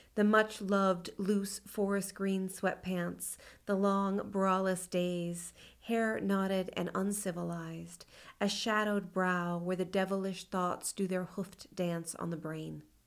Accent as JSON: {"language": "English", "region": "California", "country": "United States", "tie": "born or raised there", "also_born_or_lived": "Sonoma / New York City", "moved": "as an adult", "lives_now": "Lexington, United States", "said": "I grew up in California and then spent my, uh, you know, young adult years in New York City"}